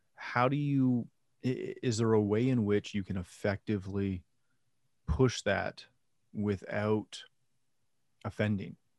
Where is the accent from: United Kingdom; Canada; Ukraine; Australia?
Canada; I'm Canadian.